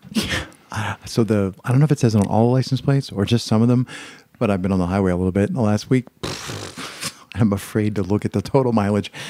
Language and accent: English; Pennsylvania, United States; I'm from Pennsylvania